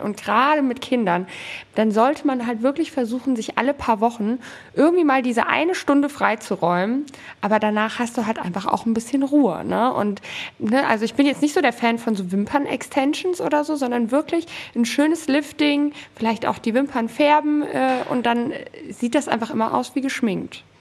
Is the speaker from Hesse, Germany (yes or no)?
yes; Southern Hesse, Germany; moved away as an adult; also born or lived in Poland (mother's origin); now in Cologne, Germany; wir wohnen in Köln mittlerweile seit zwei Jahren und haben hier keine Familie in der Nähe. Wir kommen ursprünglich aus Südhessen